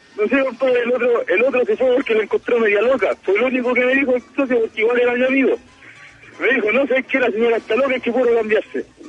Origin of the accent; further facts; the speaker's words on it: Norte Grande, Chile; yo soy salvadía, soy acá del norte grande